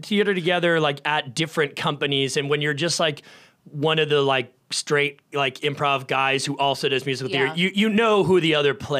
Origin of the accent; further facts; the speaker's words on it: Nashua, New Hampshire, United States; moved away; I'm pretty much from Boston. I'm from Nashua, New Hampshire.